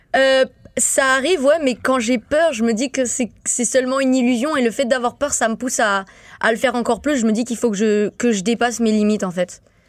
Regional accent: St. Martin; moved away; je viens de Saint-Martin, je suis pas habituée à tout ça, euh, de voir des gros autobus comme ça, des grandes routes, même la neige

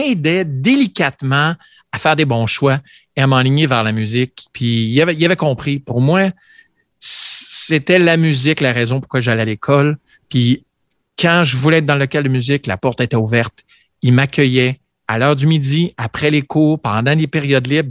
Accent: Vanier, Ontario, Canada; j'ai grandi à Vanier, Ontario

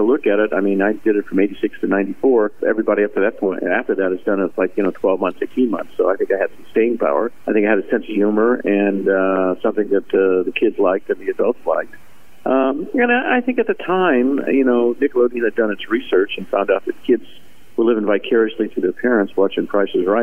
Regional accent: Indiana, United States; I grew up in Indiana

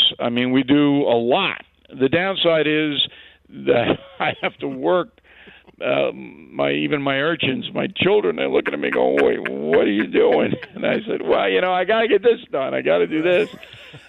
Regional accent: New York, United States; New York is my hometown.

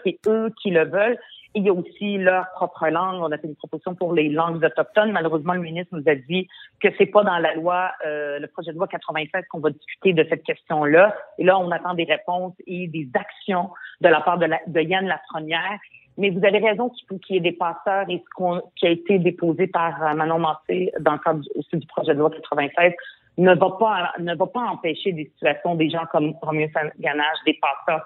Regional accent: Montreal, Quebec, Canada; French is a second language; je suis arrivée au Québec à l'âge de 10 ans. Je ne parlais pas un mot de français.

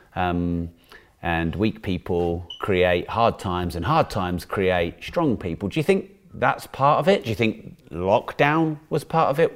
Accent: United Kingdom; Being a Brit

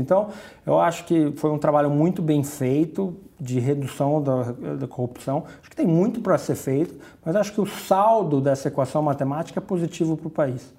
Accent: Campinas, São Paulo, Brazil; sou do interior, sou de Campinas

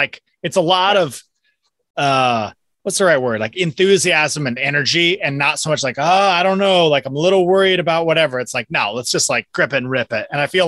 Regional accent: the Northwest, Pacific Northwest, United States; moved away as an adult; also born or lived in Eastside, Seattle area / Fremont, Seattle; now in Texas, United States; growing up in the Northwest

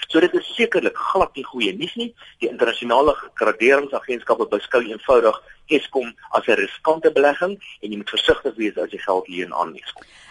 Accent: South Africa

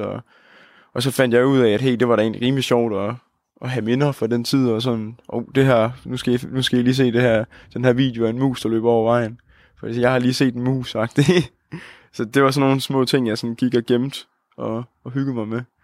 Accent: Holsted, Southern Denmark, Denmark; moved away as an adult; now in Odense, Denmark; jeg kommer fra Jylland, en lille by, der hedder Holsted, hvor der bor en 3.000 mennesker. Og så, øh, men så er jeg så flyttet til Odense nu her

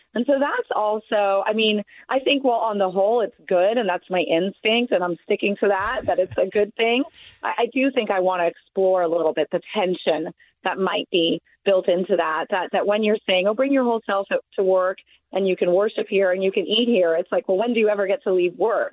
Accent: Deep South, United States; I grew up in the Deep South myself

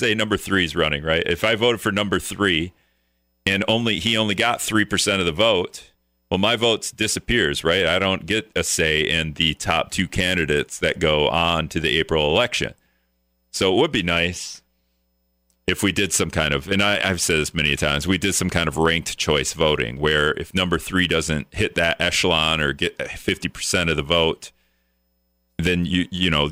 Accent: Greenville, United States; moved away as an adult; also born or lived in Stevens Point, Wisconsin / Winona, Minnesota; now in La Crosse, United States; I grew up in Greenville and then moved to Point

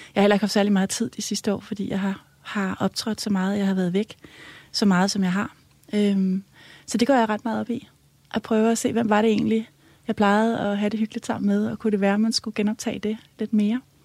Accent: Helsinge, Capital Region of Denmark, Denmark; jeg er vokset op i Helsing, i, øh, i sådan et øh, rødt parcelhus

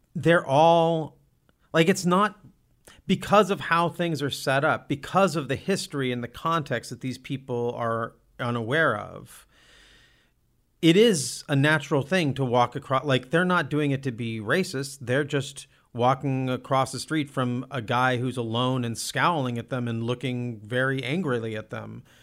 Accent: Olympia, Washington, United States; moved away; I grew up in Olympia.

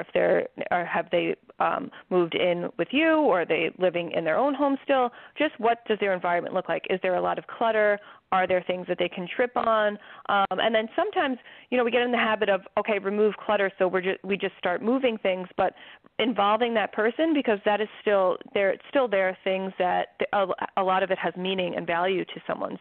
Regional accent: New York, United States; I'm from New York

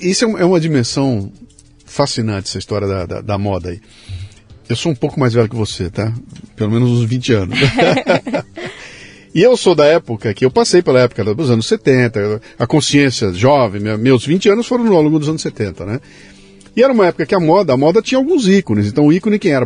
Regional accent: Bauru, São Paulo, Brazil; now in São Paulo, Brazil; Eu também saí de Bauru, vim para São Paulo para estudar para ser cartunista

